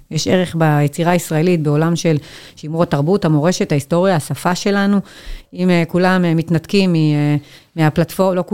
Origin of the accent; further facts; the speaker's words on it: Migdal HaEmek, Northern District, Israel; גדלתי במגדל העמק.